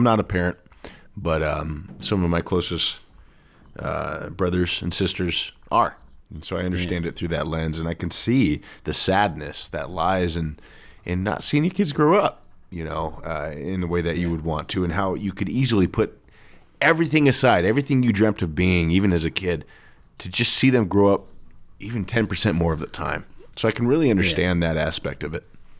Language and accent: English; California, United States; I'm from California, by the way.